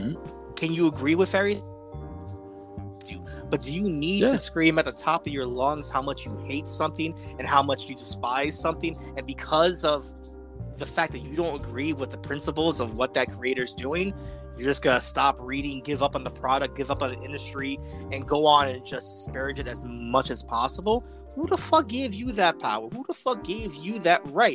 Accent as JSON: {"language": "English", "town": "New York City", "region": "New York", "country": "United States", "tie": "born or raised there", "said": "growing up in the Bronx"}